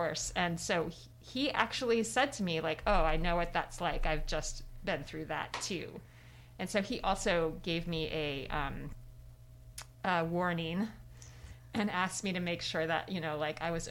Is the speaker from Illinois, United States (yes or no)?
yes; Decatur, Illinois, United States; my hometown of Decatur, Illinois